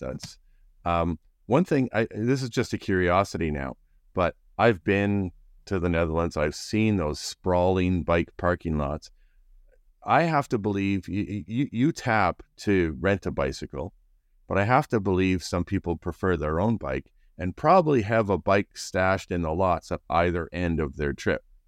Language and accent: English; Canada; We're, we're, we're Canadian